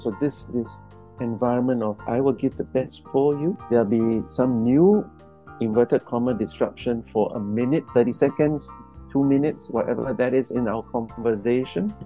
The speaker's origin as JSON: {"language": "English", "country": "Singapore", "said": "me being from Singapore, going over to Sweden"}